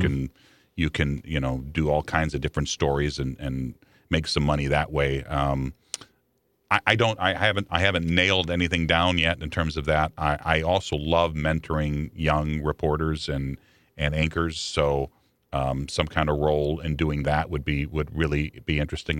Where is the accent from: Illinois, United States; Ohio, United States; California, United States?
Illinois, United States; Chicago; now in St. Louis, United States; I grew up in Chicago